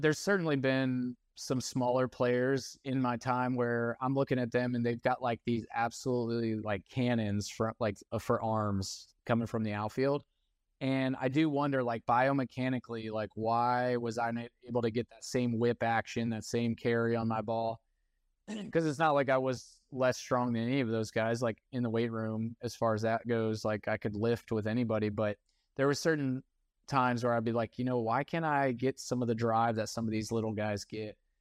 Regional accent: East Cobb, Georgia, United States; growing up in East Cobb

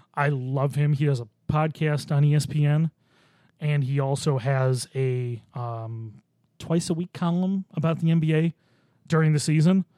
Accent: Orchard Park, New York, United States; I grew up near Orchard Park

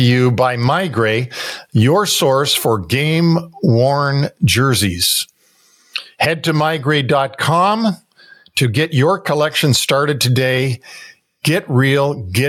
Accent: Toronto, Ontario, Canada; growing up in Toronto in the 60s

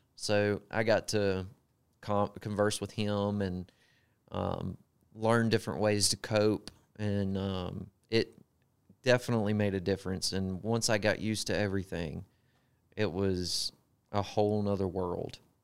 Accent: Gulfport, Mississippi, United States; accent: Southern; moved away as an adult; now in Greenville, United States; I grew up in Gulfport, Mississippi. Spent the majority of my life there

